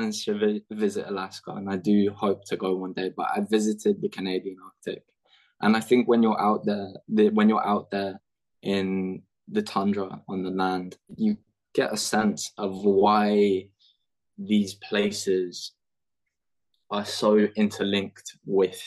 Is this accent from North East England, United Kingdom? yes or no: no; London, United Kingdom; I'm from London